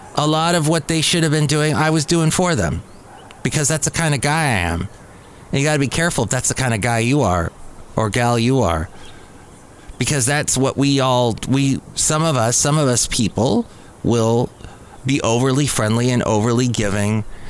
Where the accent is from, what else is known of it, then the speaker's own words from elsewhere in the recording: California, United States; I'm a Californian